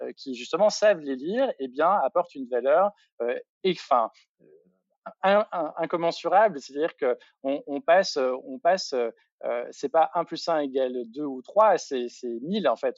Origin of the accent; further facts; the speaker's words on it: Bourgogne-Franche-Comté, France; je viens de Franche-Comté